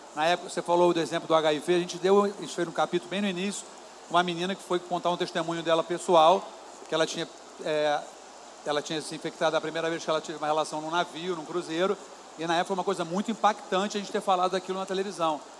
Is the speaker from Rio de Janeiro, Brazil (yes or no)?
yes; Niterói, Rio de Janeiro, Brazil; eu sou de Niterói, e eu pegava uma barca em Niterói.